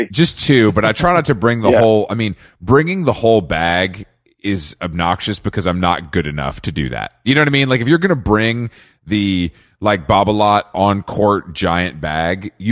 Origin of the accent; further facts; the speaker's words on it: the South, United States; And I grew up in the South, and I think we have a similar.